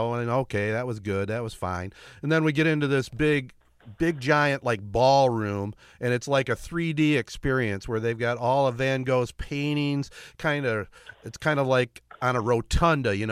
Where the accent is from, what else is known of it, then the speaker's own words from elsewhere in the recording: Michigan, United States; we're all from Michigan